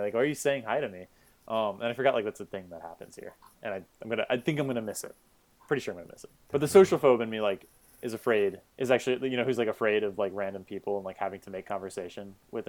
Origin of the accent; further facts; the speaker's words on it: Florida, United States; moved away as an adult; also born or lived in Savannah, Georgia / Los Angeles; now in New York, United States; I was born and raised for most of my childhood in Florida